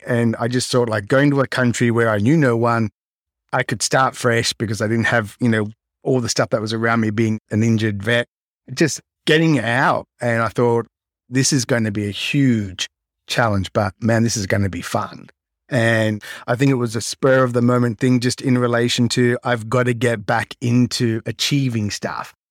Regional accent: Melbourne, Victoria, Australia; moved away as an adult; now in Japan; I grew up in Melbourne, Australia, well, kind of south of Melbourne on the Mornington Peninsula

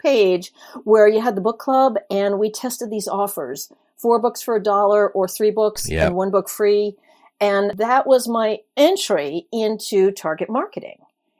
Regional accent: Brooklyn, New York, United States; I'm a Brooklyn born and raised native, but you wouldn't know it from the way I talk because I've lived in a lot of different places.

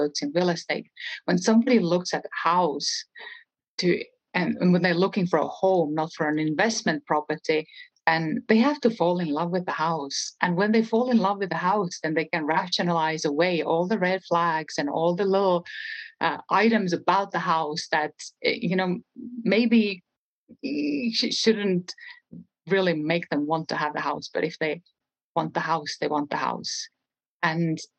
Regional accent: Estonia; English is a second language; moved away as an adult; now in New Mexico, United States; I am from a small country in Europe, Estonia

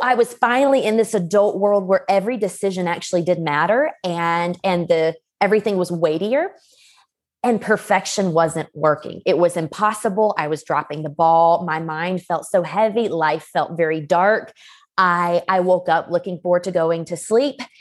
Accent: LaGrange, Georgia, United States; now in Colorado Springs, United States; I am from LaGrange, Georgia, which is a small town just sixty miles south of Atlanta, but right now I am living in the Colorado Springs area

